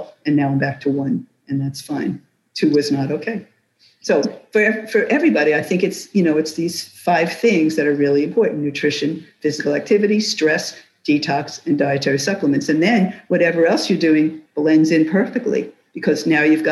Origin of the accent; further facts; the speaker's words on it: New York City, New York, United States; now in Florida, United States; I was born and raised in New York City